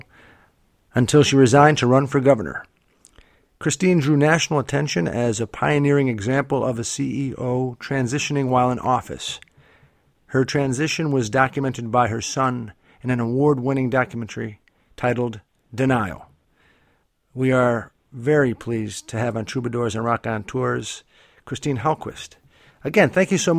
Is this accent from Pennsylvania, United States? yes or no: yes; Pennsylvania, United States; moved away; also born or lived in South Royalton, Vermont; my home state of Pennsylvania